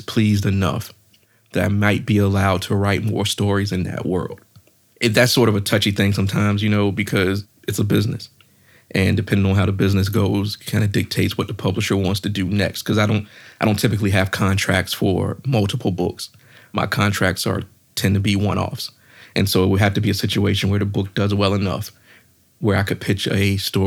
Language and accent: English; Virginia, United States; I'm from Virginia.